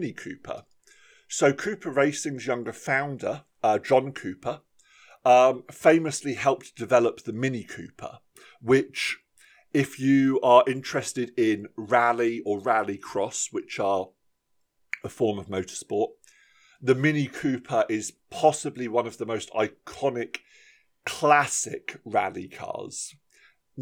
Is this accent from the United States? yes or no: no; about 20 minutes from Farnborough, South East England, United Kingdom; about 20 minutes from my hometown in Farnborough